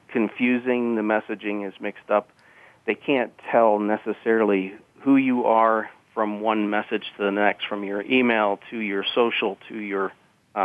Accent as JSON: {"language": "English", "region": "Pennsylvania dairy country", "country": "United States", "tie": "born or raised there", "said": "So I grew up in Pennsylvania dairy country."}